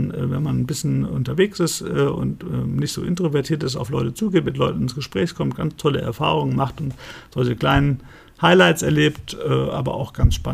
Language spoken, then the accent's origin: German; Frankfurt, Hesse, Germany; Ich bin in Frankfurt aufgewachsen. Ich bin äh, den Goethe-Turm äh, jeden Tag hochgekleppert. Ich bin da wirklich in Frankfurt Oberat an der Stadtgrenze zu Offenbach äh, groß geworden.